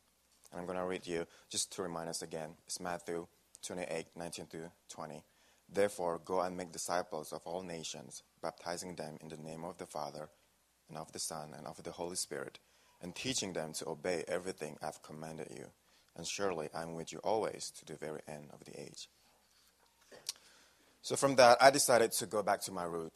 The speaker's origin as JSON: {"language": "English", "country": "Indonesia", "moved": "yes", "lives_now": "Wisconsin, United States", "said": "I came from a small town in Indonesia"}